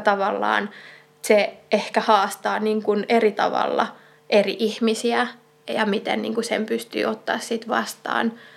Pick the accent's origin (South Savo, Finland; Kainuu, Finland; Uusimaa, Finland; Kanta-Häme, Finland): Kanta-Häme, Finland; olen siis kotoisin Etelä-Hämeestä